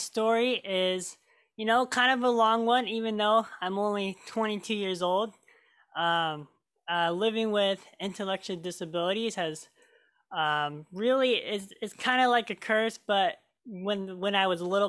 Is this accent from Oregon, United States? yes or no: yes; Oregon, United States; also born or lived in Marshall Islands; I was born in the Marshall Islands, and I was adopted from my incredible parents, Kathy and Steve Hens. And I lived here in Oregon ever since.